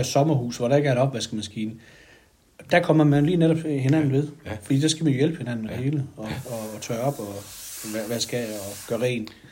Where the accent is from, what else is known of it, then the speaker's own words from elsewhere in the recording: Sønder Hygum, Southern Denmark, Denmark; Jeg stammer oprindeligt fra Sønderhygum øh, i gammel, øh, en Røden Kommune. Nu er det så Vejen Kommune.